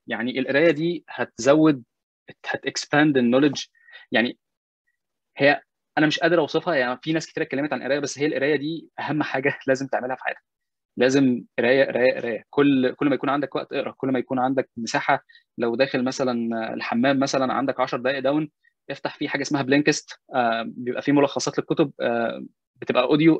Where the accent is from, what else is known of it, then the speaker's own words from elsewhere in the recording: Egypt; moved away; أنا مسلم مصري بتكلم عربي